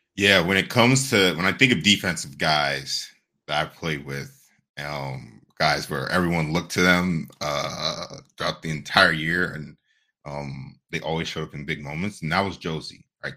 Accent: Ohio, United States; growing up in Ohio

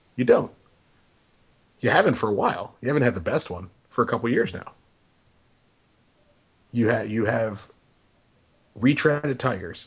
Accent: Los Angeles, California, United States; we are from Southern California. We are from Los Angeles

